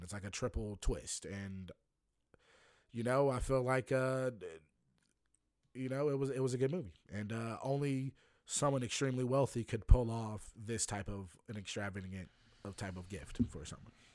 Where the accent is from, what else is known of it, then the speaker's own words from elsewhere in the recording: Lynchburg, Virginia, United States; I'm from Lynchburg, Virginia